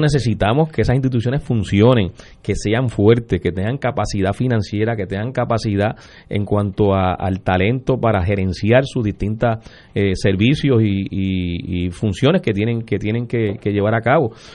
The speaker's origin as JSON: {"language": "Spanish", "country": "Puerto Rico", "said": "nosotros como ciudadanos, como puertorriqueños y puertorriqueñas"}